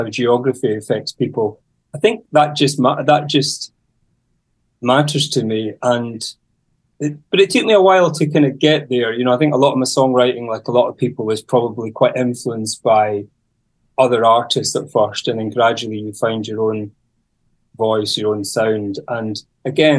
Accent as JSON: {"language": "English", "area": "Isle of Mull", "region": "Scotland", "country": "United Kingdom", "said": "I come from the Isle of Mull and the Hebrides. So it's just, that's a kind of a group of islands on the west coast of Scotland in the Atlantic."}